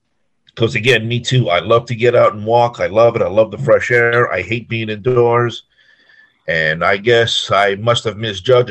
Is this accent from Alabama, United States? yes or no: no; Long Island, New York, United States; now in Kissimmee, United States; I live in Kissimmee, Florida, but I'm originally from New York, Long Island